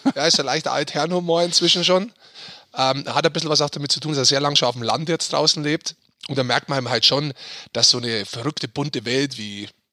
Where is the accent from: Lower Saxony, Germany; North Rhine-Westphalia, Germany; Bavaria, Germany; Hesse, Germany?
Bavaria, Germany; Munich